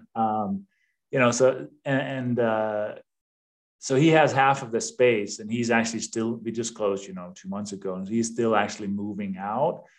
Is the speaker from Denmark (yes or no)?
yes; Denmark; English is a second language; moved away as an adult; also born or lived in East Coast, United States; now in United States; I have a little bit of an accent. I was born and raised in Denmark.